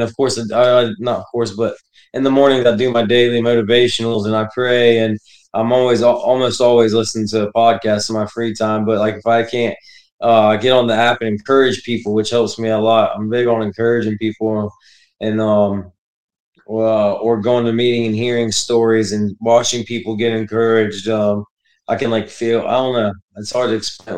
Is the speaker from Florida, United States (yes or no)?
yes; Florida, United States; also born or lived in Connecticut / Texas / Hawaii; grew up in Texas till I was nine, then Florida, and then, uh, was stationed in Hawaii, and then back to Florida